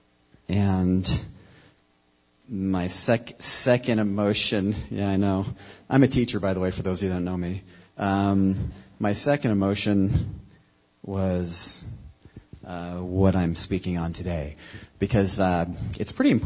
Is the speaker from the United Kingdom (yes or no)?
no; United States; As an American Christian